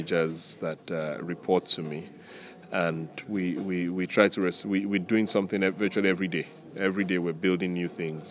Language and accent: English; Nigeria; moved away as an adult; also born or lived in United States / Ghana; I grew up in Nigeria.